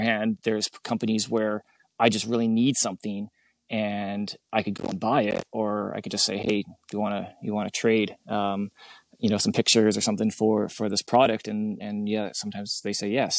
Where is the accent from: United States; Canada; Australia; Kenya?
Canada; being a Canadian